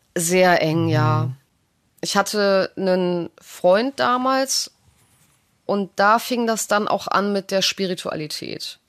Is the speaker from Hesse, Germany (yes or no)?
no; Düsseldorf, North Rhine-Westphalia, Germany; also born or lived in Italy; Ich bin in Düsseldorf aufgewachsen